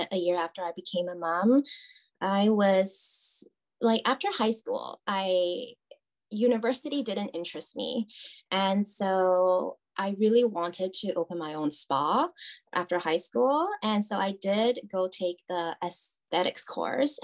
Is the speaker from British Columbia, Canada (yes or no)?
yes; Vancouver, British Columbia, Canada; also born or lived in Taiwan; I am from Taiwan. I immigrated to Canada when I was 8. So I basically grew up here